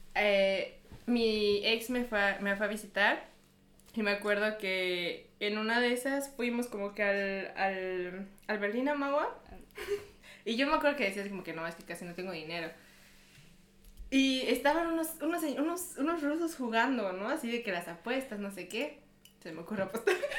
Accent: Mexico; moved away as an adult; now in Munich, Germany; Vengo de México

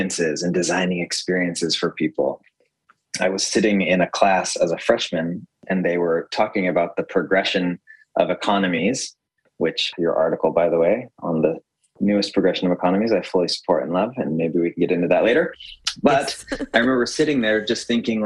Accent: Utah, United States; I grew up in Utah, which is largely like a very white place.

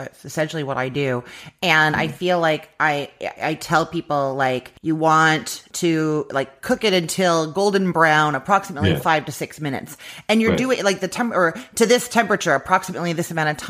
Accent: Canada; now in United States; I'm Canadian. I live in the States now

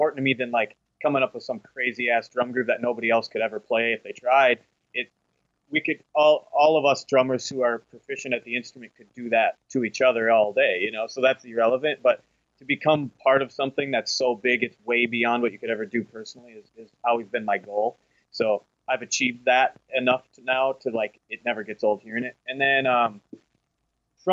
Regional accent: Minnesota, United States; my home state here

